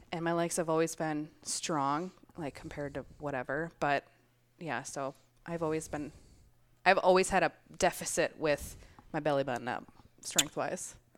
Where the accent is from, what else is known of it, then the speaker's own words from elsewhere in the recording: Minnesota, United States; I am from Minnesota